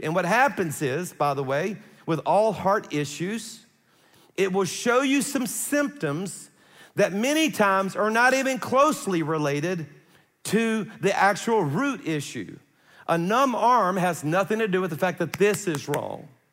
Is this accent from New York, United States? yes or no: no; South Louisiana, United States; I'm from South Louisiana